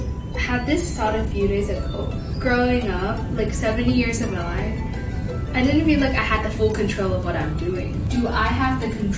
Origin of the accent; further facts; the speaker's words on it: Hong Kong; upbringing of growing up in Hong Kong.